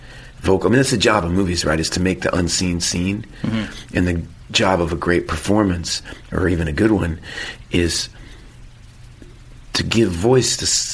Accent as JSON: {"language": "English", "region": "Texas", "country": "United States", "said": "as a Texan"}